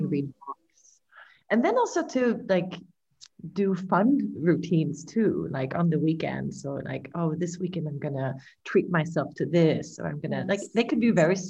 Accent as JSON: {"language": "English", "town": "Malmö", "region": "Skåne", "country": "Sweden", "tie": "born or raised there", "also_born_or_lived": "New York", "said": "we're from Malmo. You know, we're all sort of raised"}